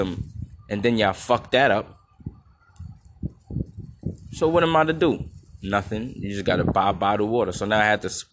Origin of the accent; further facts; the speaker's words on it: New York City, New York, United States; I'm from Brooklyn